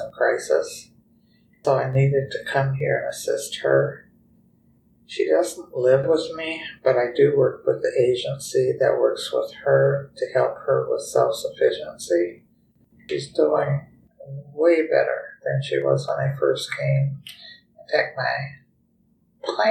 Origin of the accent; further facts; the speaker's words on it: Minneapolis, Minnesota, United States; now in Des Moines, United States; I grew up in Minneapolis, Minnesota